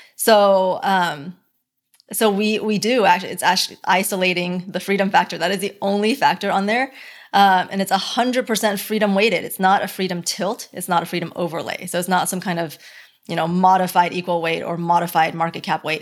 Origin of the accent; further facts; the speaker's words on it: Dallas or Plano, Texas, United States; also born or lived in Beijing, China / Hong Kong; Dallas or Plano is where I grew up. before that, it would be Beijing